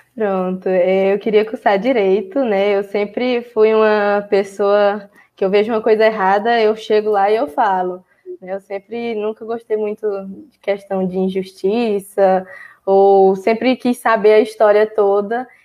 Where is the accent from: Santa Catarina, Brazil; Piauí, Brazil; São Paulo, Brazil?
Piauí, Brazil; Floriano; eu sou de Floriano